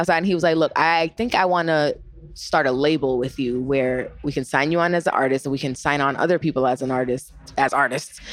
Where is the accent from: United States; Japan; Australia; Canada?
United States; Boston, Massachusetts; born or raised there; moved away